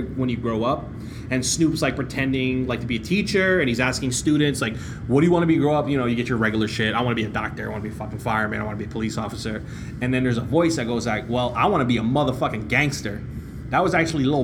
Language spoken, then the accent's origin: English; New York, United States; I'm from New York